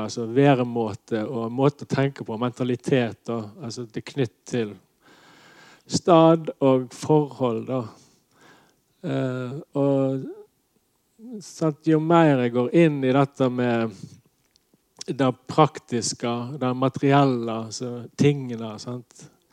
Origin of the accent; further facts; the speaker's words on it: Nordhordland, Vestland, Norway; jeg kom ifra Nordhordland og ikke Sunnhordland